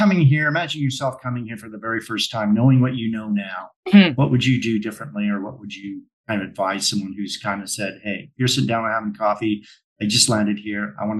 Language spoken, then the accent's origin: English; Vancouver, British Columbia, Canada; We're both from Vancouver, so we can speak with experience here.